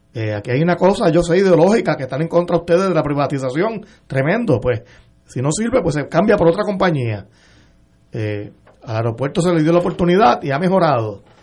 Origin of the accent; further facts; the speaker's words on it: Puerto Rico; como puertorriqueño, como cliente de la Autoridad de Energía Eléctrica